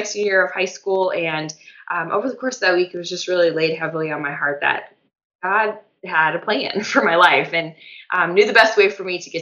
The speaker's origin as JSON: {"language": "English", "region": "Colorado", "country": "United States", "also_born_or_lived": "Steubenville, Ohio", "moved": "as an adult", "said": "I'm originally from Colorado, so I'm home"}